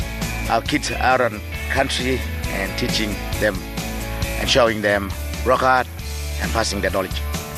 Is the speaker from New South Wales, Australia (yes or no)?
no; Manmoyi, Northern Territory, Australia; I'm from Manmoy.